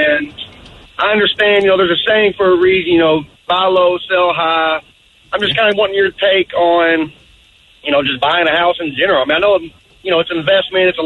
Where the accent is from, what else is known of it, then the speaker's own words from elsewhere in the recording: Kentucky, United States; now in South Hill, United States; I'm from Kentucky, where $150,000 gets you a mansion on a lake